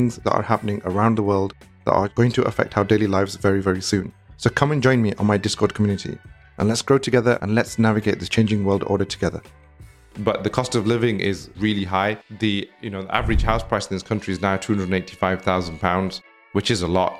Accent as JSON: {"language": "English", "country": "United Kingdom", "tie": "born or raised there", "said": "I myself am getting fed up of being in the UK"}